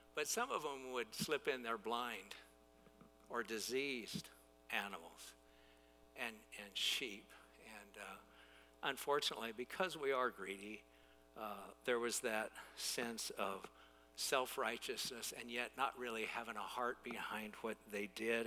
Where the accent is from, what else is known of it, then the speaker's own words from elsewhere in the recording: United States; as American consumers